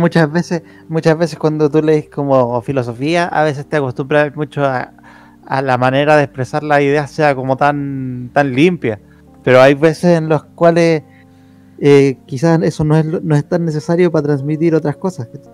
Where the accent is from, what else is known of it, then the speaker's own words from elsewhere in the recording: Chile; somos el único eh, país de Latinoamérica